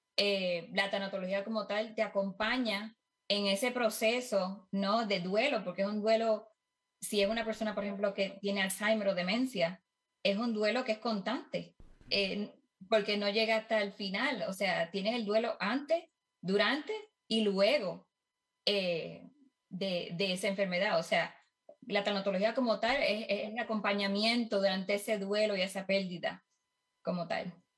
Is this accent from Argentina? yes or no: no; Puerto Rico; moved away as an adult; now in Kansas, United States; yo estoy en los Estados Unidos, desde Kansas, soy de Puerto Rico, eh, me mudé acá hace ocho años